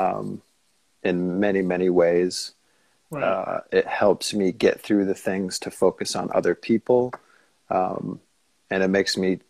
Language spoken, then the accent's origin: English; Minneapolis, Minnesota, United States; moved away as an adult; also born or lived in Seattle; now in Maine, United States; I grew up in Minneapolis